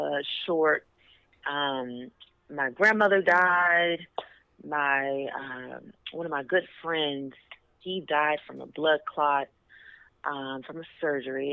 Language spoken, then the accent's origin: English; Houston, Texas, United States; moved away as an adult; now in Dallas, United States; I moved to Dallas because I am from Houston